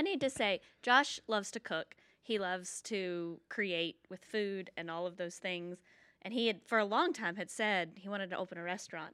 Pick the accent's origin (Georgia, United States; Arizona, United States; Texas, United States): Georgia, United States; moved away; I'm from Georgia